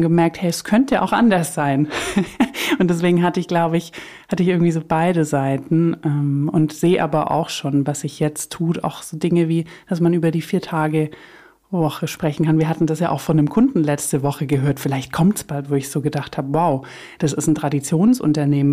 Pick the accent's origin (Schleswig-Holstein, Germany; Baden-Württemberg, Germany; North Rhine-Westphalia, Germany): Baden-Württemberg, Germany; Swabia; ich komme aus Süddeutschland, für alle, die es nicht wissen oder hören, ähm, aus dem Schwabeländle